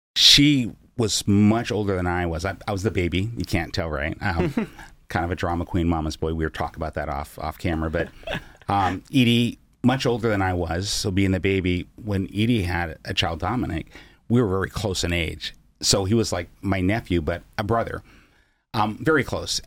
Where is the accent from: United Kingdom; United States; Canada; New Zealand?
United States; Seattle, Washington; also born or lived in East Oakland, California; Mom moved us to Seattle when I was six years old